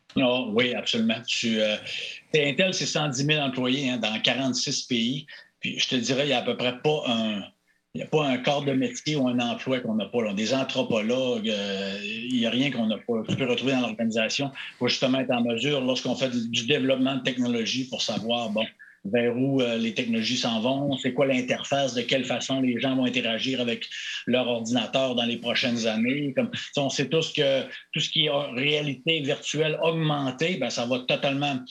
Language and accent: French; Chicoutimi, Quebec, Canada; accent: Saguenay; moved away as an adult; j'ai un accent du Saguenay, j'ai Chicoutimi.